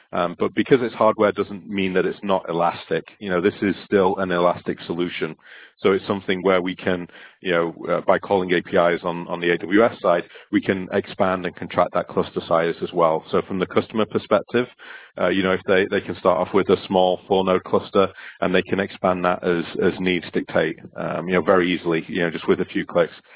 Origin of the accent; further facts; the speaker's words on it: Stockport, North West England, United Kingdom; now in West Coast, United States; I'm originally from Stockport, uh, which is just close to Manchester in the UK, and my accent seems to have travelled